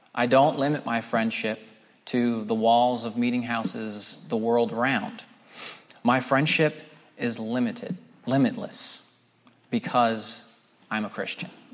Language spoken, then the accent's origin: English; Pennsylvania, United States; moved away as an adult; also born or lived in Scranton, Pennsylvania / Philadelphia area, Pennsylvania; now in North Carolina, United States; I was born just outside of Scranton in northeastern Pennsylvania